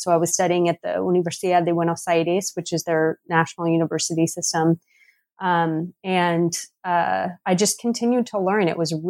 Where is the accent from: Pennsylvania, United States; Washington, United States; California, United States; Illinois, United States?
Washington, United States; Seattle; I'm from Seattle.